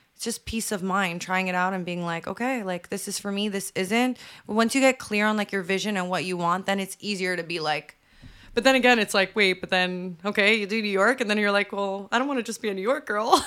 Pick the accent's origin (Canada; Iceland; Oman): Canada; I hate being Canadian